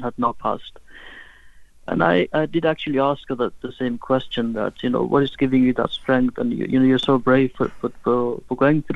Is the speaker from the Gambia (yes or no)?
yes; Gambia; moved away; when I was growing up, I was born in West Africa, in the Gambia.